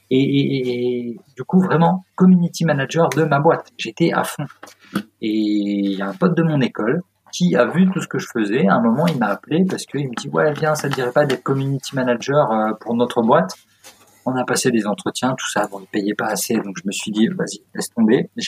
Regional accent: Strasbourg, Grand Est, France; born there; also born or lived in Auxerre / Agen / Guéret / Bordeaux; now in Paris, France; moi je suis provincial, hein. je suis pas parisien du tout. J'ai, je suis né à Strasbourg, ensuite j'ai bougé partout, euh, Auxerre, Agen, euh, non même pas, Guéret, Agen, Auxerre, le bassin d'Arcachon, Bordeaux, Grenoble, enfin beaucoup bougé avant d'arriver à Paris

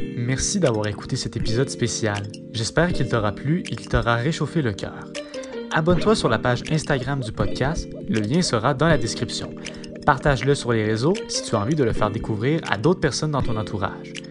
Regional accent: Quebec, Canada; je suis québécois

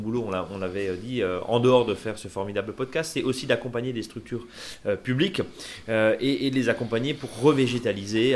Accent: Alsace, Grand Est, France; chez nous en Alsace

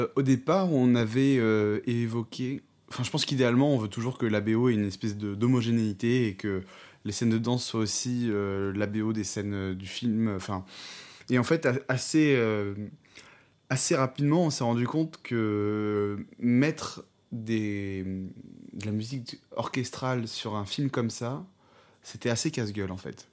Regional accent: France; on est français

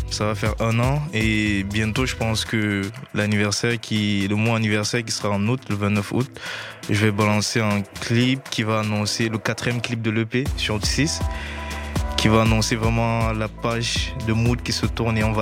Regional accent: Paris, Île-de-France, France; Je viens de Paris, place d'Italie. Paris

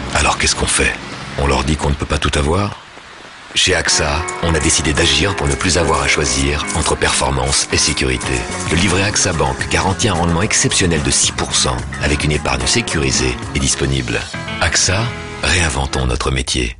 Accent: Normandy, France; c'est en Normandie, c'est ma région. Hein. je suis normand.

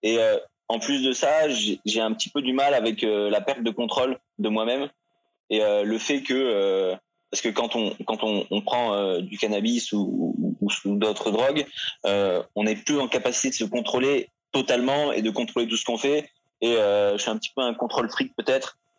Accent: Nice, Provence-Alpes-Côte d'Azur, France; Euh, je viens pas de Paris. Euh, j'ai fait beaucoup de villes euh, pendant mon enfance, mais passé une bonne partie à Nice, de parents ingénieurs.

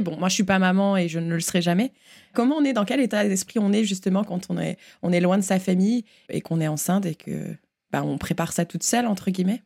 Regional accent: Uckange, Grand Est, France; moved away; nous venons de Ukange

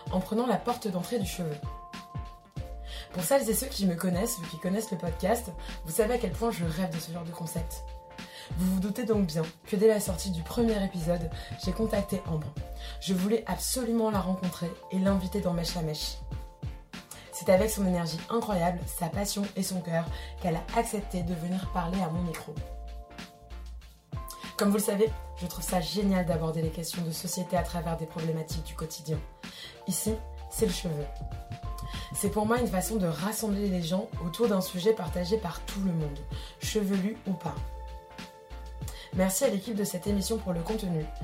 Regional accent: Paris, Île-de-France, France; also born or lived in Brittany; je suis parisienne, bretonne

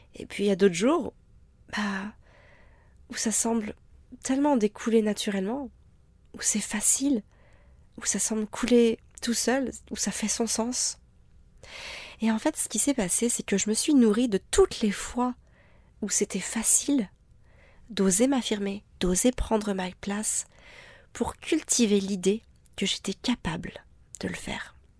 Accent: France; en tant que Français

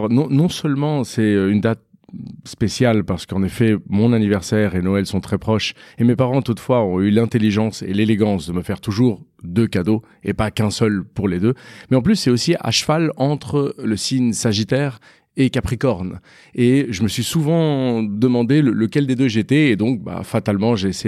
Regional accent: Paris, Île-de-France, France; born there; Donc, moi, je suis né à Paris.

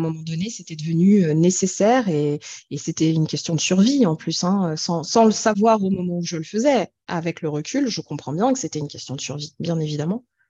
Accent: France; also born or lived in Ethiopia; j'ai grandi en France

